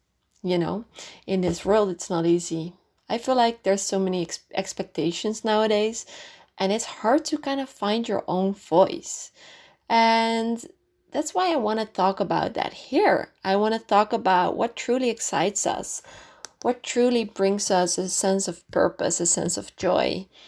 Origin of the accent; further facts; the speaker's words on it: North Holland, Netherlands; English is a second language; I'm originally from Holland. I grew up in a town quite close to Amsterdam.